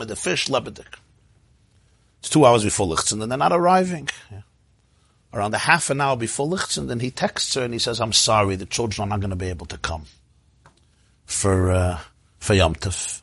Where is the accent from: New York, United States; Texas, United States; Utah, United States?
New York, United States; New York City; I grew up in the Crown Heights section of Brooklyn